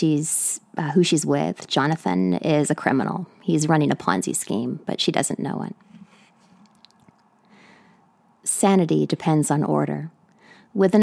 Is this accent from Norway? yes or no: no; British Columbia, Canada; now in New York City, United States; I'm speaking to you today from New York City, but I'm originally from Canada, from British Columbia.